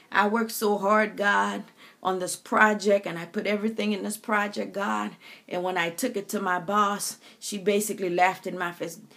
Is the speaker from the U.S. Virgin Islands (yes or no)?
yes; U.S. Virgin Islands; growing up in the Caribbean, my country taste of thee, sweet land of liberty, we, we said our uh, Virgin Island anthem.